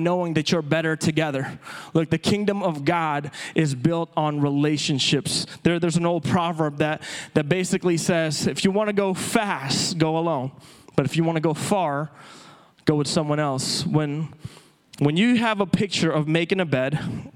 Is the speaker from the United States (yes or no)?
no; Philippines; moved away; as a native-born Filipino, I was born and raised in the Philippines.